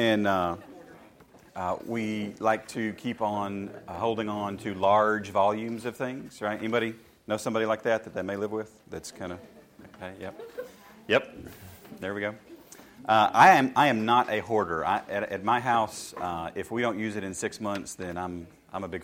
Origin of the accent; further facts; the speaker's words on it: Shelbyville, Tennessee, United States; I grew up in Shelbyville, Tennessee, in a small country church